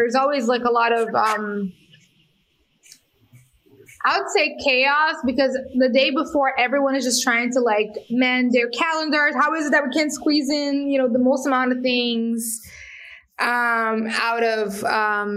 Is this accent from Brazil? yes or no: yes; Paraty, Rio de Janeiro, Brazil; English is a second language; moved away; I was born in Brazil, born in a favela or a slum, right, which is a really complex space. Then I grew up in a traditional community, which helped me to connect with lots of truly amazing people. It's called Parati